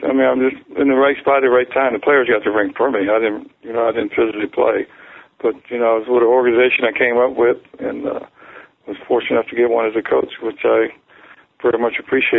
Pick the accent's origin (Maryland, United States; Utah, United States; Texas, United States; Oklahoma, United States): Maryland, United States; I'm from Maryland